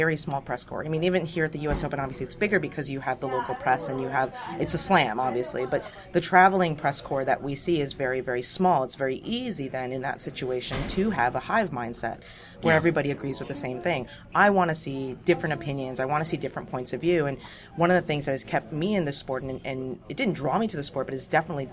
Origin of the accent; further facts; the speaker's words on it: United States; I'm an American